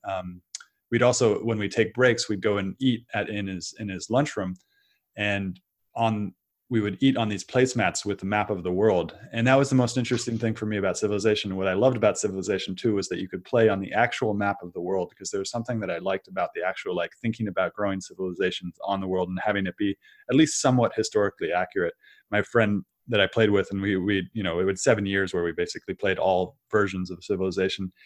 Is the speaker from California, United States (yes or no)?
yes; Silicon Valley, California, United States; moved away as an adult; also born or lived in Brazil; I grew up in Silicon Valley, I grew up in this area